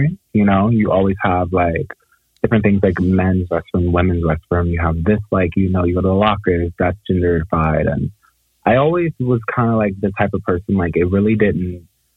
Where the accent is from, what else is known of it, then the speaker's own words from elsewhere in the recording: Baltimore, Maryland, United States; I'm from Baltimore